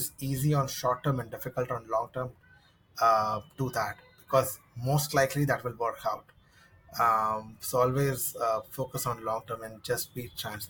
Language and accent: English; Mumbai, Maharashtra, India; So I'm based in Mumbai, India, and probably grew in different cities in Mumbai